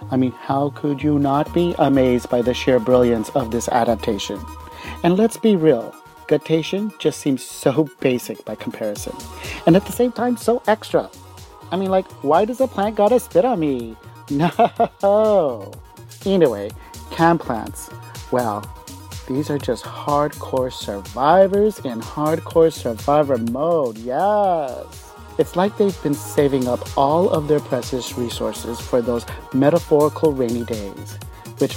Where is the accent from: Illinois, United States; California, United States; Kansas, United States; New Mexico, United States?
New Mexico, United States; moved away as an adult; now in Seoul, South Korea; I'm an American expat living in South Korea, going on over 12 years now. I grew up in the desert climate of New Mexico